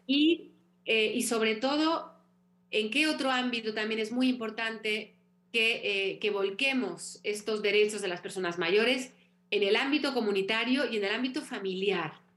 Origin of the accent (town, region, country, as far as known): Mexico; moved away